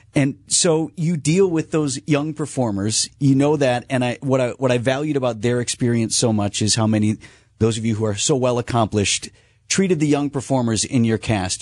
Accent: Milwaukee, Wisconsin, United States; as a person who grew up here

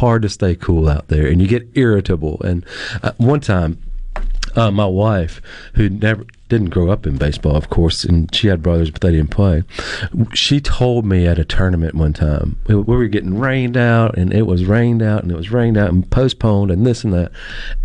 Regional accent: Mississippi, United States; my state

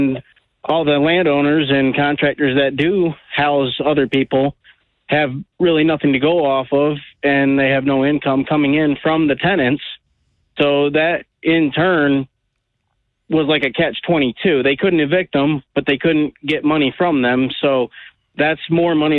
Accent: Bellevue, Michigan, United States; I'm from a small town in Bellevue

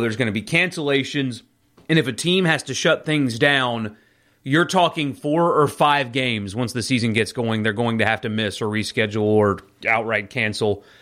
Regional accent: South Carolina, United States; now in Mississippi, United States; I grew up in South Carolina, and that's where my family is

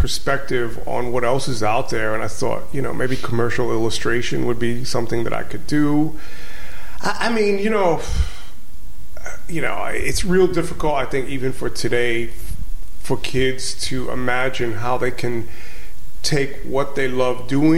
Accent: New York City, New York, United States; originally I'm from Crown Heights, Brooklyn

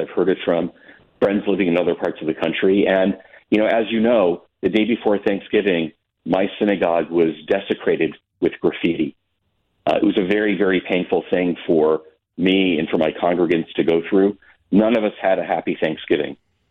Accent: United States; as a Jew and as an American

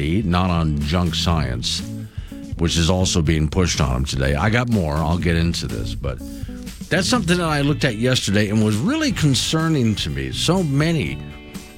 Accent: Sanibel, Florida, United States; now in Wyoming, United States; my hometown of Sanibel, Captiva Islands

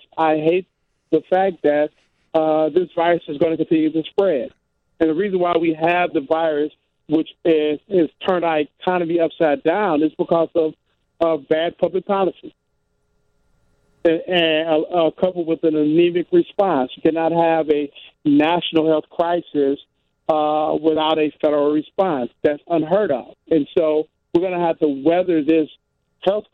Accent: Detroit, Michigan, United States; I grew up in Detroit, 10 minutes from Windsor, Canada

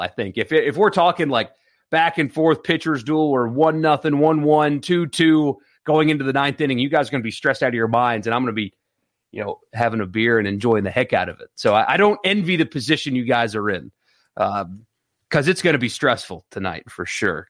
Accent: Greenville, South Carolina, United States; moved away; Greenville, South Carolina, my hometown

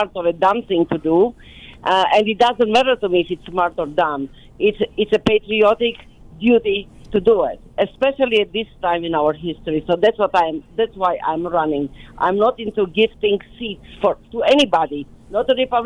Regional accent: Romania; moved away as an adult; now in United States; coming to America after growing up in Romania

